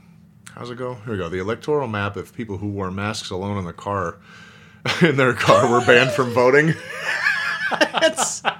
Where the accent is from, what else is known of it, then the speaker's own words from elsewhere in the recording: Oklahoma, United States; also born or lived in Hawaii; now in Utah, United States; I grew up in Oklahoma.